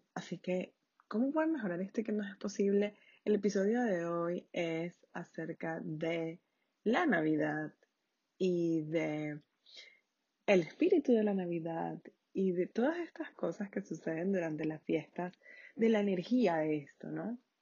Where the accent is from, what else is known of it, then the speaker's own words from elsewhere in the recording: Venezuela; Yo soy de Venezuela